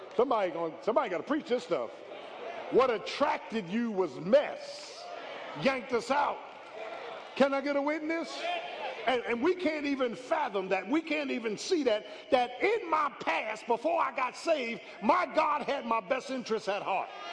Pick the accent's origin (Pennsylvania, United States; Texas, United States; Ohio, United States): Pennsylvania, United States; Philadelphia; I grew up in South Philly, man. South Philly